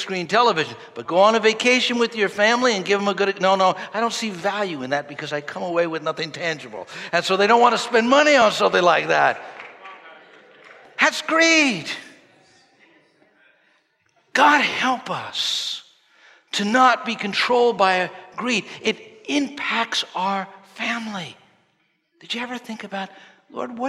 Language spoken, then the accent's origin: English; New York, United States; growing up in New York